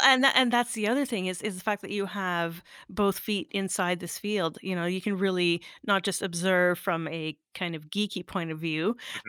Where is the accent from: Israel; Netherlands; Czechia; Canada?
Canada; Sudbury, Ontario; moved away; my hometown